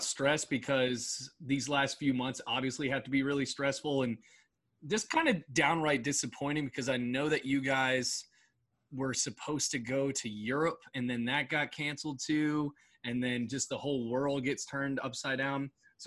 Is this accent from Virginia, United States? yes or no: yes; Richmond, Virginia, United States; East Richmond where I'm from